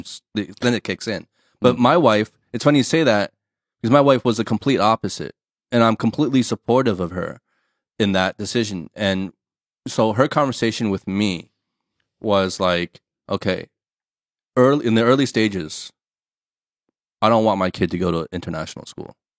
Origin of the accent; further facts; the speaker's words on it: United States; first language English; now in China; my mother tongue is English, my background, my culture, right? We we come from the states.